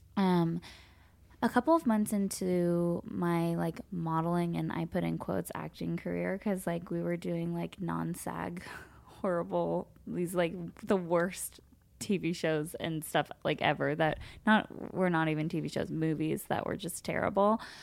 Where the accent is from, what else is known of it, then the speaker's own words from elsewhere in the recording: Los Angeles, California, United States; I grew up here in Los Angeles.